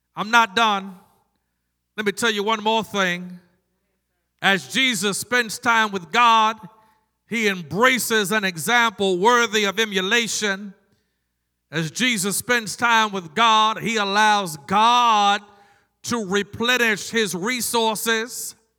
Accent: Maryland, United States; now in North Carolina, United States; I grew up in Maryland, but I vote in North Carolina because I live here

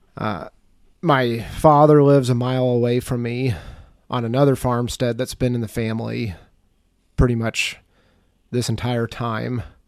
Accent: Mercer County, Western Illinois, United States; I grew up in Western Illinois. It's a county called Mercer County.

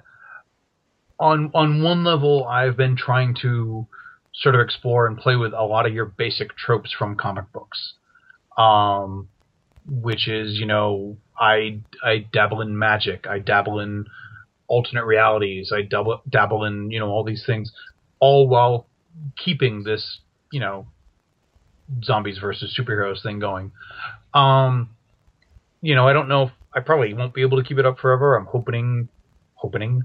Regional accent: Maine, United States; moved away as an adult; also born or lived in Massachusetts; now in California, United States; I grew up in New England, actually. I'm from Maine

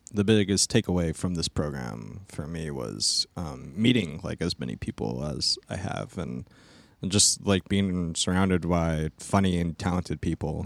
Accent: Stockton, California, United States; moved away; I'm originally from Stockton, California

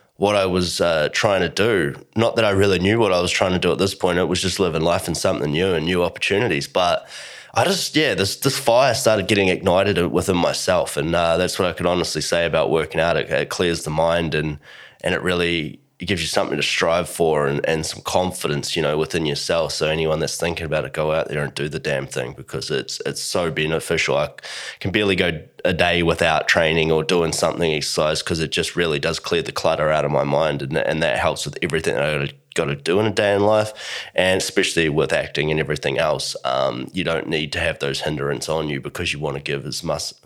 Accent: Blenheim, Marlborough, New Zealand; moved away as an adult; now in Australia; I moved to Australia, so growing up in New Zealand, really small town, you know, there's not a lot going on, but it was cool. It was a really nice place, beautiful part of the world. And that is Blenheim, New Zealand

